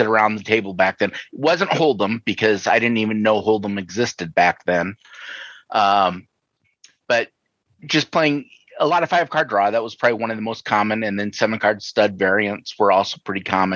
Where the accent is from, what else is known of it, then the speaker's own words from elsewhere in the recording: Sioux City, Iowa, United States; now in Minnesota, United States; I grew up in Iowa, in Sioux City, actually